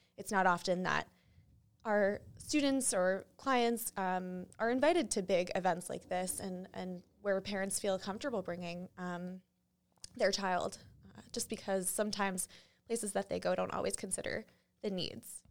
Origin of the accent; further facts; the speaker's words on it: New Hampshire, United States; moved away; also born or lived in Springfield; I grew up in New Hampshire